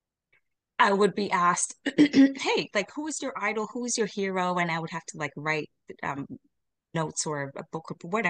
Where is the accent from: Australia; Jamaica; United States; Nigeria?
Jamaica; I am Jamaican